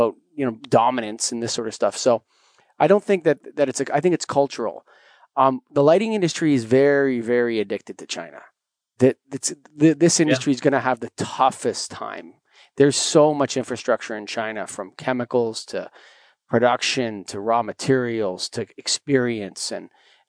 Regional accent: Canada; as a Canadian

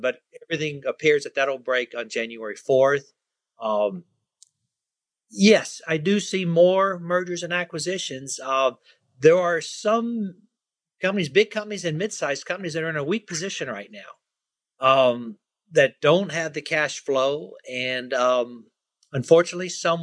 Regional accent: United States; I'm an American.

